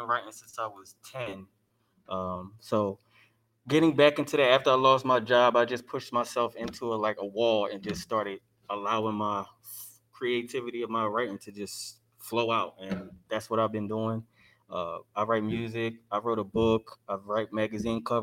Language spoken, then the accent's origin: English; Philadelphia, Pennsylvania, United States; I'm from Philadelphia, Pennsylvania